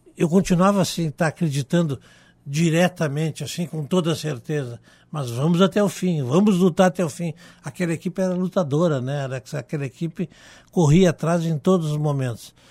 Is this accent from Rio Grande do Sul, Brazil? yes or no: yes; Porto Alegre, Rio Grande do Sul, Brazil; eu fui desde criança criado dentro do Estádio Olímpico